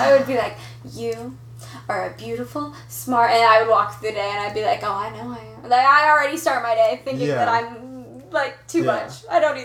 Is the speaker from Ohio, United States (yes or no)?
yes; Springboro, Ohio, United States; It's between Dayton and Cincy. It's called Springboro